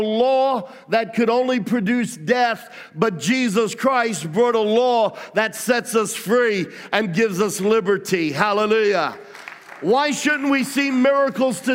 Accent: Australia; now in United States; I grew up among Italians in Australia

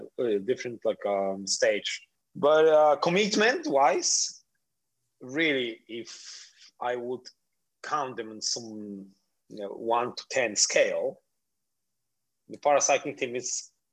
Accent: Poland; English is a second language; moved away as an adult; also born or lived in Miami, United States; now in Palma de Mallorca, Spain; But I'm Polish

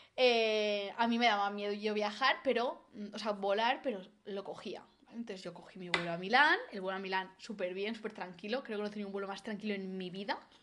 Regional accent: Valencia, Valencian Community, Spain; Yo, yo, soy de Valencia

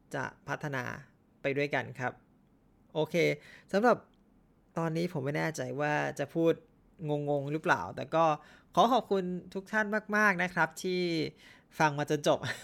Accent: Thailand; บ้านเราคัดวิชาภาษาไทยไม่ได้คัดโหดกันขนาดนั้น

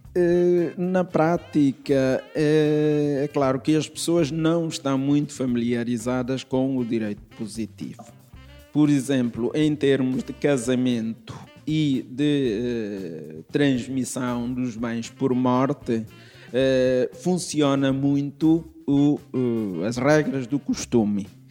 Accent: Timor-Leste; now in Lisbon, Portugal; Eu sou de Timor-Leste, vim de Timor-Leste por alturas de 1970 eh, para o seminário

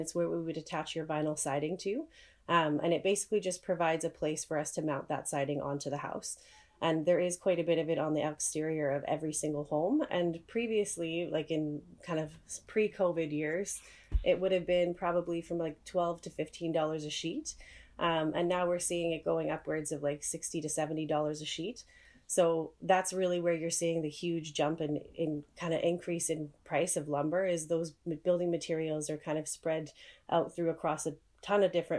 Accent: Calgary, Alberta, Canada; moved away as an adult; now in Saskatoon, Canada; I'm originally from Calgary, Alberta

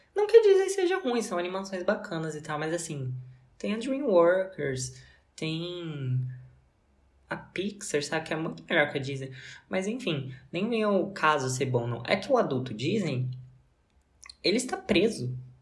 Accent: Brazil; como brasileiro

